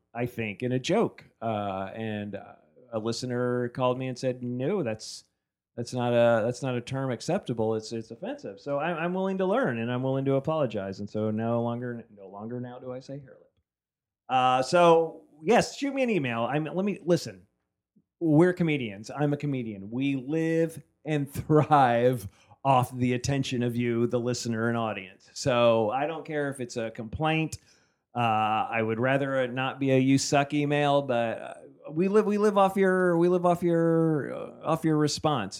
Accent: New Jersey, United States; moved away; I grew up in New Jersey.

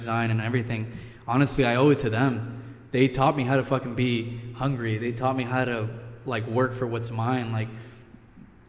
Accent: Oceanside, California, United States; I grew up in Oceanside. I still live there now

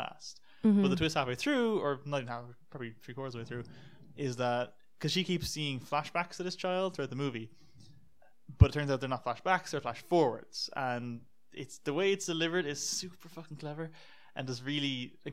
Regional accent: United States; Us Americans

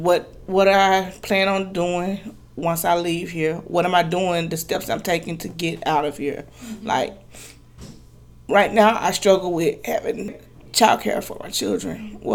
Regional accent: Grenada, Mississippi, United States; now in Texas, United States; I'm a single mother of five children. I come to Texas from Grenada, Mississippi.

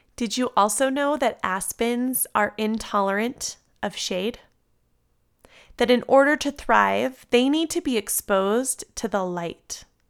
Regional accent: San Diego, California, United States; now in Colorado, United States; I grew up in San Diego, and until moving to Colorado

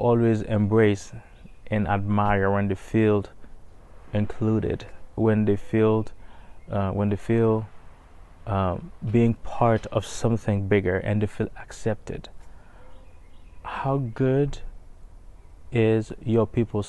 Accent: Haiti; now in Tennessee, United States; I am a resident of Tennessee. Originally, I was born and raised in Haiti.

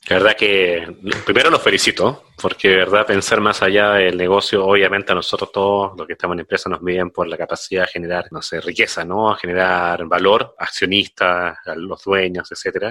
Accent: Chile; moved away as an adult; also born or lived in Peru; now in Mexico; yo soy de Chile, llevo acá en México 12 años

